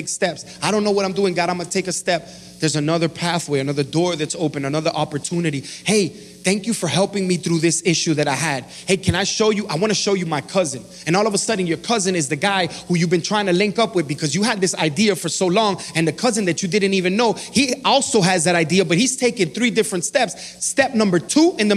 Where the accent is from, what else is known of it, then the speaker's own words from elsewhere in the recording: Miami, Florida, United States; I'm from Miami, Florida